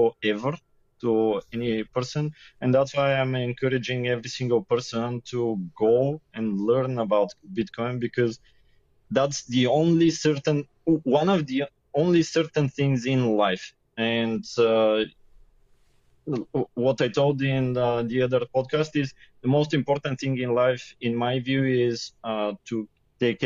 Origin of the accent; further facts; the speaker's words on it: Sofia, Sofia City, Bulgaria; also born or lived in Yambol, Bulgaria; I am born in another city, Yambo. But since first grade of school, I'm in Sofia, and now that's almost 30 years I live here